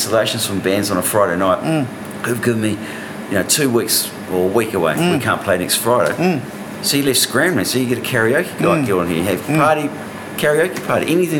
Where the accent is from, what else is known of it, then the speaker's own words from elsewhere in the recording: Hawke's Bay, New Zealand; growing up in Hawke's Bay, there were a lot of venues